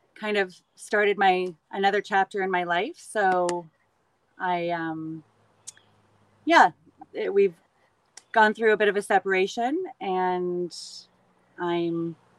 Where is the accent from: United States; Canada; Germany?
Canada; I always loved growing up in Canada. I lived in cottage country